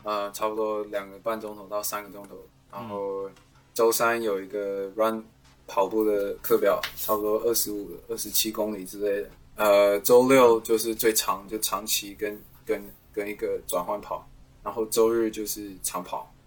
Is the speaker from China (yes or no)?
no; Taiwan; now in United States; 真的是回我家乡第一次比赛